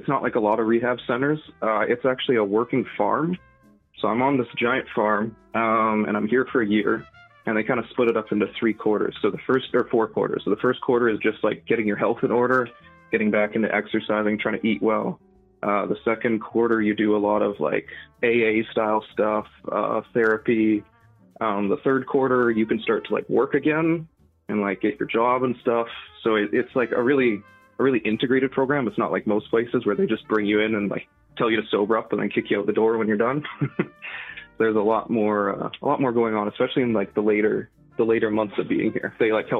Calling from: British Columbia, Canada; I'm lucky. I'm in British Columbia, so they're one of the few provinces that does that.

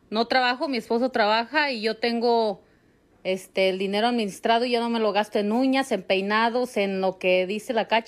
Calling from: Guanajuato, Mexico; de Guanajuato

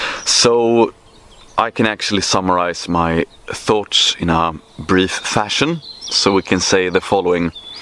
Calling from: Sweden; English is a second language; I'm checking in from Paradise, aka Sweden, in May. Feels absolutely great, mate.

